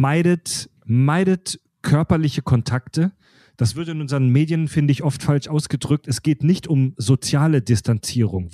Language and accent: German; Kieselbronn, Baden-Württemberg, Germany; in Kieselbronn gehört, in meinem Heimatdorf